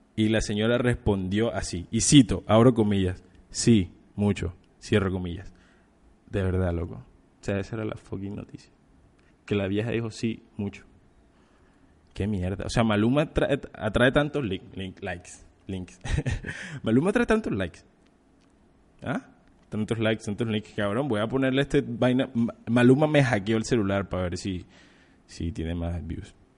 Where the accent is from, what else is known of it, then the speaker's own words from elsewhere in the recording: Colombia; nuestro hermoso país, de nuestra hermosa patria